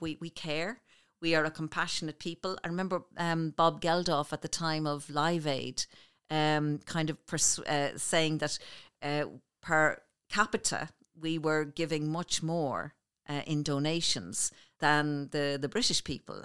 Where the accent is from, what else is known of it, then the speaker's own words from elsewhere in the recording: Clondalkin, Leinster, Ireland; we grew up on Saint Bridget's Road in Clondalkin